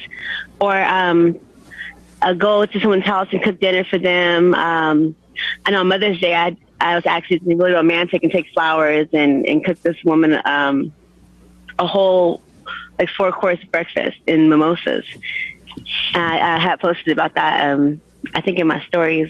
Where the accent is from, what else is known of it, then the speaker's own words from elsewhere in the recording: Stockton, California, United States; moved away; I have a couple of businesses out here in Stockton now. I just moved back to my hometown